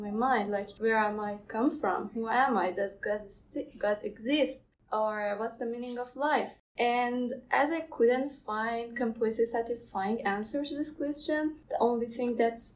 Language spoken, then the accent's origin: English; Iran; moved away as an adult; now in Canada; I'm from Iran.